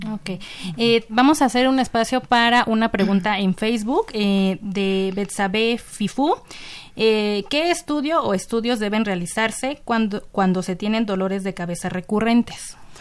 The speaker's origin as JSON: {"language": "Spanish", "country": "Mexico", "said": "nuestra población como mexicanos"}